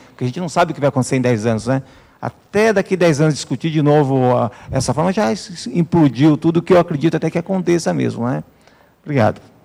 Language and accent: Portuguese; Atibaia, São Paulo, Brazil; sou natural de Atibaia